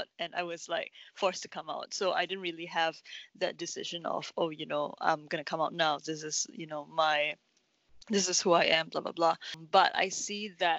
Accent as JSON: {"language": "English", "country": "Singapore", "tie": "born or raised there"}